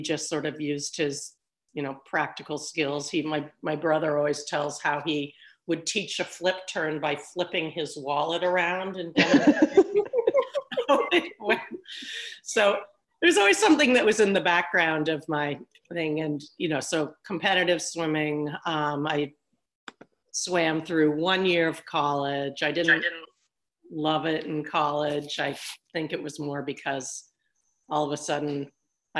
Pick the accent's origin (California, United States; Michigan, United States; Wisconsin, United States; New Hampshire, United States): New Hampshire, United States; I grew up in New Hampshire, the third of four kids